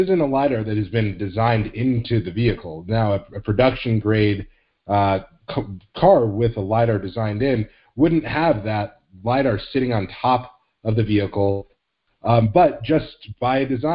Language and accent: English; Phoenix, Arizona, United States; my hometown, Phoenix, actually a suburb of Phoenix called Tempe